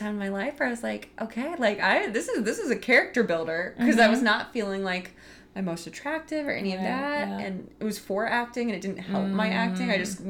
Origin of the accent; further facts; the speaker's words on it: St. Louis, Missouri, United States; moved away; He lives in my hometown in St. Louis.